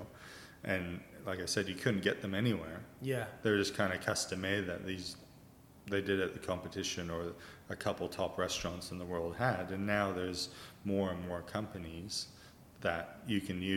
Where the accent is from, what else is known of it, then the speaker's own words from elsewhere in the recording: Vancouver, British Columbia, Canada; moved away as an adult; now in Australia; I'm Canadian, originally Canadian, born in Vancouver, and I've been here for 16 years now.